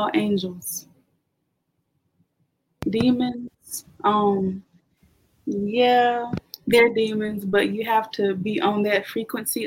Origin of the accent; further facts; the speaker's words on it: the South, United States; I'm from the South, kind of like a Southern Baptist background